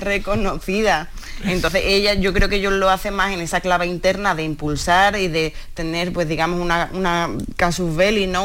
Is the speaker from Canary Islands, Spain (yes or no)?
no; Seville, Andalusia, Spain; Yo soy de Sevilla